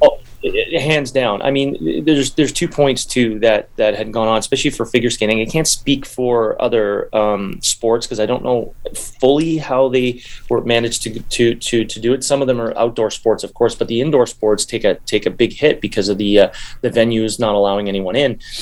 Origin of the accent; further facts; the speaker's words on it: Canada; I'm not American, I'm Canadian